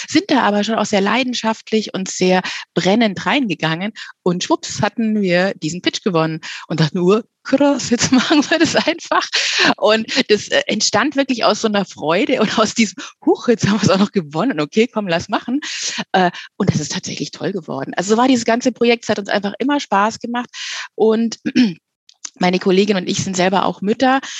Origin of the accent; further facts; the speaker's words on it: Munich, Bavaria, Germany; wir sind aus München, ja, und was liegt da näher als eine richtig genuin ehrliche äh, Hörspielreihe zu machen über die Kaderschmiede beim FC Bayern.